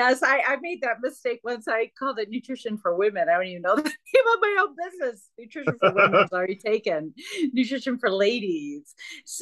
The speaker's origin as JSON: {"language": "English", "region": "Michigan", "country": "United States", "said": "I'm from Michigan."}